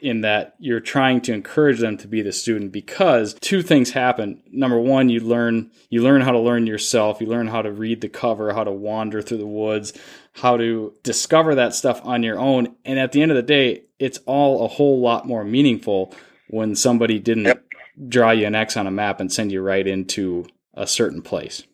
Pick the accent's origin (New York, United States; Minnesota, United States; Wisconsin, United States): Minnesota, United States; Duluth; my hometown of Duluth, Minnesota